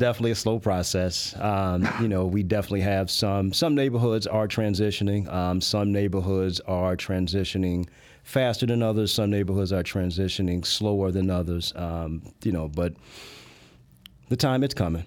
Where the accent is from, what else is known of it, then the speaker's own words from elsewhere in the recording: Chicago, Illinois, United States; I was born and raised in the Park Manor or Grand Crossing neighborhood